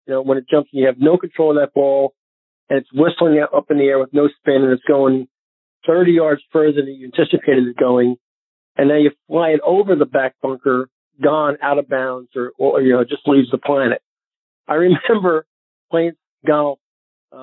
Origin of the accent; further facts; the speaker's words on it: Northeast, United States; now in Naples, United States; growing up in the Northeast